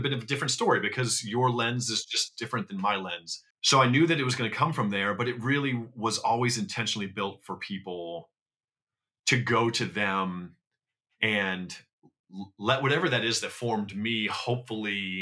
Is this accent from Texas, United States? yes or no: no; Iowa, United States; moved away as an adult; now in Los Angeles, United States; I grew up in Iowa